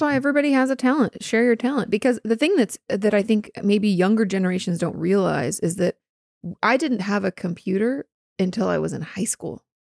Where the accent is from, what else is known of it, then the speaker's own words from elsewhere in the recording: Southwest Washington, United States; moved away; in the Pacific Northwest, particularly where I grew up in Washington State and, like, Southwest Washington